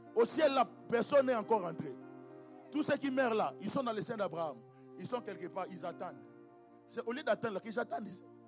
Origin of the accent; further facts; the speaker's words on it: DR Congo; chez nous au Congo